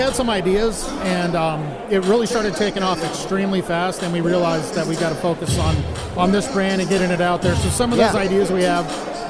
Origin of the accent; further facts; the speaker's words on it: San Diego, California, United States; moved away; I'm from San Diego, California.